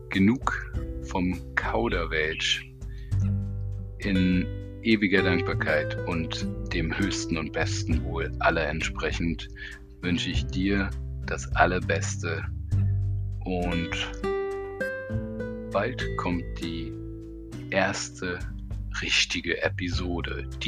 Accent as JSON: {"language": "German", "region": "Berlin", "country": "Germany", "said": "Ich sitze in Berlin und bin eine Berliner Pflanze, die ein bisschen in der Welt herumgekommen ist"}